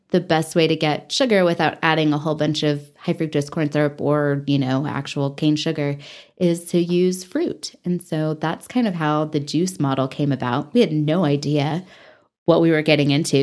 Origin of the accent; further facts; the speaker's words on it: Texas, United States; also born or lived in Dallas–Fort Worth Metroplex, Texas / Taos, New Mexico; now in Amarillo, United States; I am from Texas